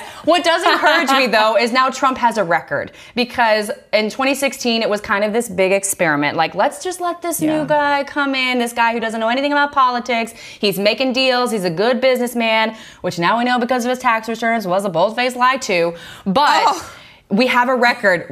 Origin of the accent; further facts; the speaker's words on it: the South, United States; I grew up in the South